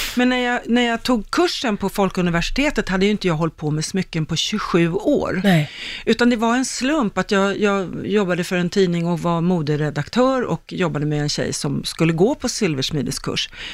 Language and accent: Swedish; Stockholm, Stockholm County, Sweden; jag är ju en Högdalstjej